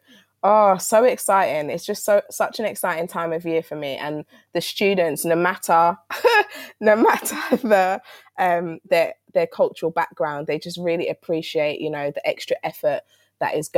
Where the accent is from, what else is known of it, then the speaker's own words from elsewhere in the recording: London, United Kingdom; I'm from South London and Peckham's around the corner.